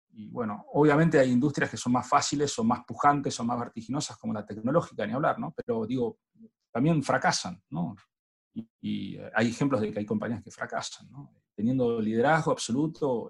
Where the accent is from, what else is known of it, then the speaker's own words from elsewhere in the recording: Argentina; lo que usamos acá en Argentina